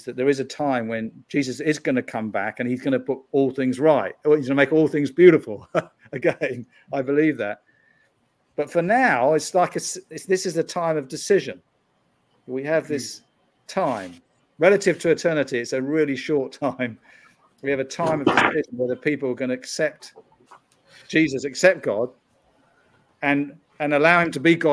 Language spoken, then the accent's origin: English; United Kingdom; moved away as an adult; now in United States; I'm from the UK